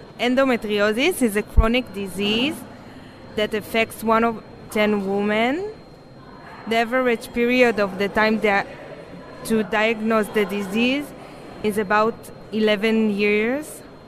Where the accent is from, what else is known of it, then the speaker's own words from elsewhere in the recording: Jerusalem, Jerusalem District, Israel; I'm from Jerusalem